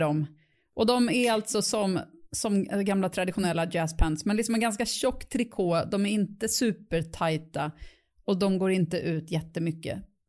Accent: Stockholm, Stockholm County, Sweden; jag är uppvuxen i Bromma

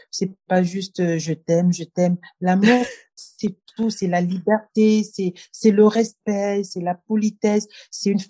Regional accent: Cameroon; also born or lived in Japan / Bangui / Dakar / Paris; Je suis camerounaise de Dakar, de Yaoundé, de Paris, de San Francisco. Voilà, je suis de Kinshasa, je suis de partout

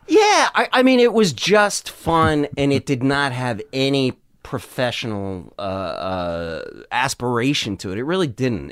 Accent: Madison, Wisconsin, United States; growing up in Wisconsin

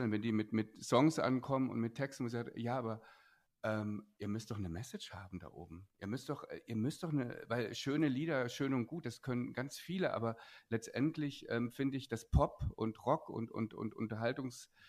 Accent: East Germany, Germany; weil ich bin Ostkind, ich bin im Osten groß geworden, wir haben so viel so eine blöden politischen Pseudo-Lieder gehabt

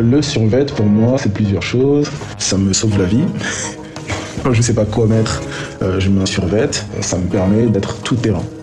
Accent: Aubervilliers, Île-de-France, France; Donc moi j'ai grandi à Aubervilliers, en Seine-Saint-Denis

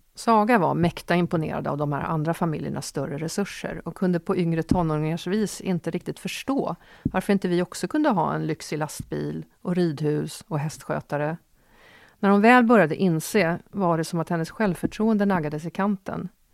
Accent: Åkersberga, Stockholm County, Sweden; jag växte upp i Åkersberga på 70-talet

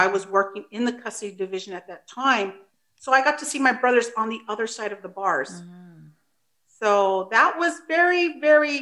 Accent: United States; first language Spanish; English is a second language; also born or lived in Mexico (ancestry); I'm a first generation American. My parents immigrated from Mexico. Spanish is my first language. I am English dominant now. I work in the San Francisco area.

